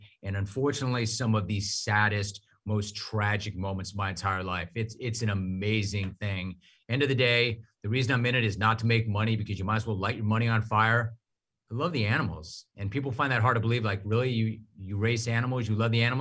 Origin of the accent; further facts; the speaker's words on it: Southern California, United States; I'm from Southern California